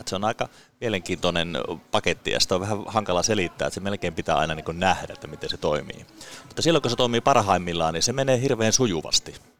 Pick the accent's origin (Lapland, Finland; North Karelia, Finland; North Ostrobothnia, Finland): Lapland, Finland; Salla; mä oon siis kotoisin tuota Lapista, Sallasta